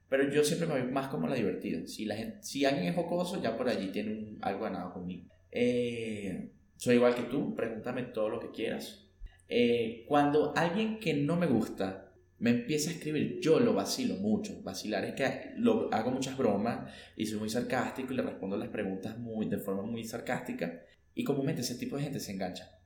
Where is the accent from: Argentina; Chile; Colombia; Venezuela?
Venezuela; moved away; also born or lived in Ecuador / Mexico; yo que he vivido en dos países de Latinoamérica, aparte de Venezuela, que ha sido Ecuador era México